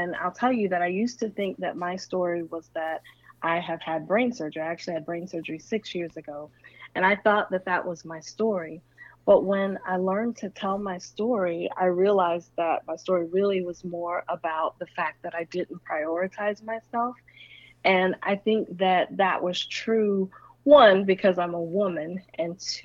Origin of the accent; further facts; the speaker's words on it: the South, United States; I'm from the South